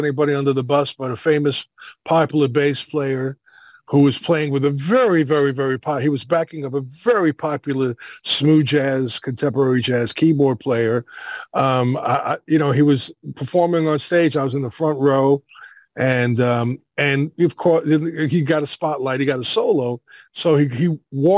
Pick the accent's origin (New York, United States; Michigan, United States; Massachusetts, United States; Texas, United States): New York, United States; New York City; I grew up in Brooklyn in the 60s